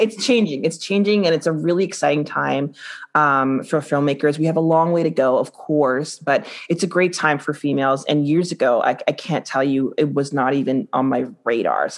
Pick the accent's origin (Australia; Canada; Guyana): Guyana; I'm Guyanese